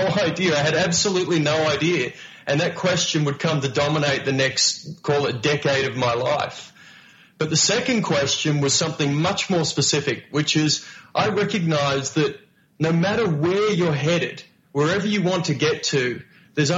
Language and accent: English; Melbourne, Victoria, Australia; moved away as an adult; I came from Melbourne, Australia, you know, working poor Melbourne, Australia, where my part-time jobs were working at KFC